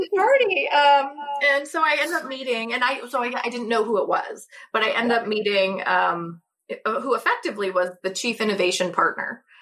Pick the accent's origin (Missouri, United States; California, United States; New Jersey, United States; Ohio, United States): Missouri, United States; St. Louis; also born or lived in Kentucky; I'm originally from St. Louis